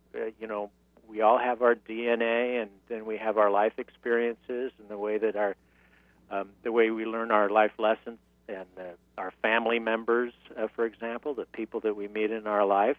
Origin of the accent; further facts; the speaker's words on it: San Diego, California, United States; moved away; also born or lived in New York; I'm from San Diego, California, originally